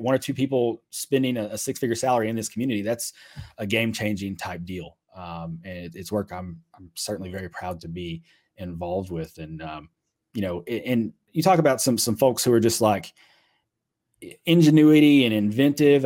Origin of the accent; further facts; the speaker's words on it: Mayfield, Kentucky, United States; moved away; I was born there, grew up there